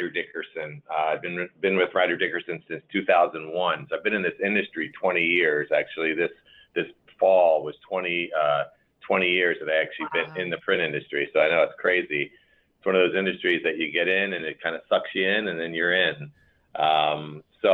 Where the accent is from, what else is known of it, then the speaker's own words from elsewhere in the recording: Maryland, United States; moved away as an adult; also born or lived in Chicago, Illinois; now in Elmhurst, United States; I was born and raised actually on the East Coast in Maryland. Came from Maryland to Chicago for college and stayed here in 1988